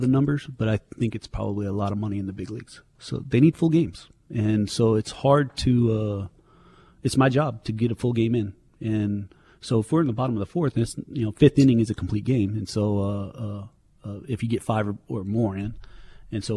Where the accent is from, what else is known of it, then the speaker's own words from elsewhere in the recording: Kansas, United States; growing up in Kansas